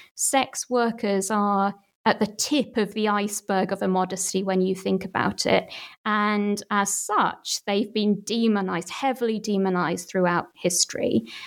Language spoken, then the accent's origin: English; Manchester, North West England, United Kingdom; my hometown, Manchester